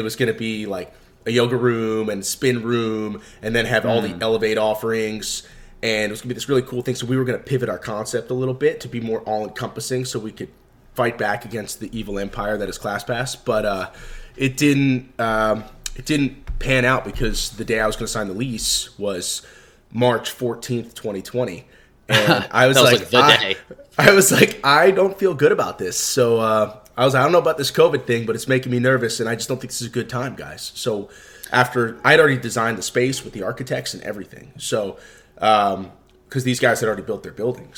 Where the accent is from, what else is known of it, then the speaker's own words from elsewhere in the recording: Maryland outside DC, United States; also born or lived in Washington, D.C.; I grew up in Maryland outside DC, so like DC was home.